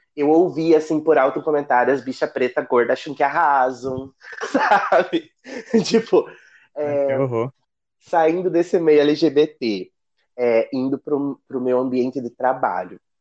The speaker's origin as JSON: {"language": "Portuguese", "town": "Ponta Grossa", "region": "Paraná", "country": "Brazil", "tie": "born or raised there", "moved": "as an adult", "lives_now": "Rio de Janeiro, Brazil", "said": "Eu moro numa vila que fica a 14 quilômetros da cidade Ponta Grossa. Ainda pertence, mas é tipo zona rural"}